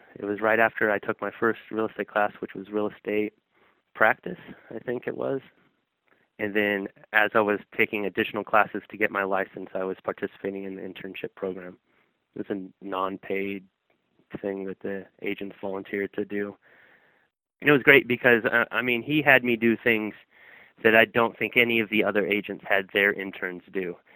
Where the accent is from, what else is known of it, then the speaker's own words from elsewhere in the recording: Sacramento, California, United States; the neighborhood that I grew up in in Sacramento